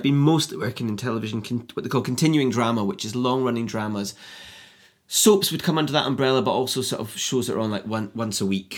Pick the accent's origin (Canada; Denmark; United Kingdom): United Kingdom; Edinburgh, Scotland; I grew up in Edinburgh